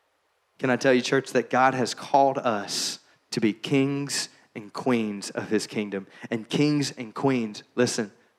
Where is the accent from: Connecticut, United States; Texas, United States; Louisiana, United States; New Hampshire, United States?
Louisiana, United States; Shreveport; growing up in Shreveport, Louisiana, Bible Belt USA